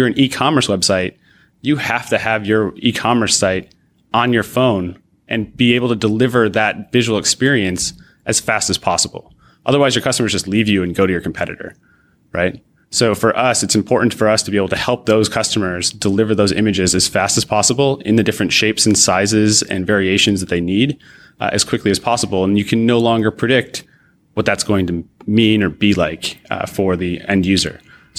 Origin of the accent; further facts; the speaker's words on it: Rochester, New York, United States; Sure. I grew up not far from Toronto, actually. I grew up outside of in Rochester, New York, across the lake